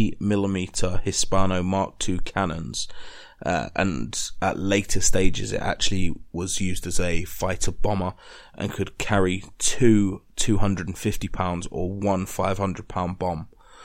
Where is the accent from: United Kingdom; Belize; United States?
United Kingdom; being British